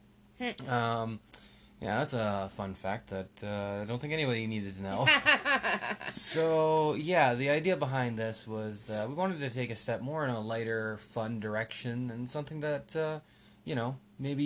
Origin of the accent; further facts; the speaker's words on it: Calgary, Alberta, Canada; now in Red Deer, Canada; when I was growing up in Calgary